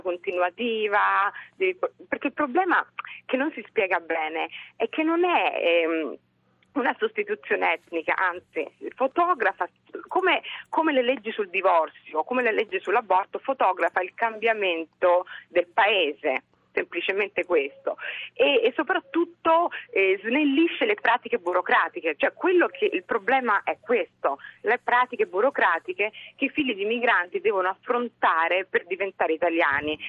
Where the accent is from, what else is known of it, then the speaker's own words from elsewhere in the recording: Italy; siamo nati in Italia, quindi non è che uno migra, o sei nato, cresciuto